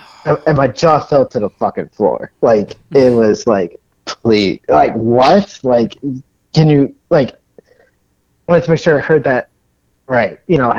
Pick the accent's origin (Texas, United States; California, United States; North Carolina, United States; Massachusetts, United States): Massachusetts, United States; Berlin; I grew up in Berlin.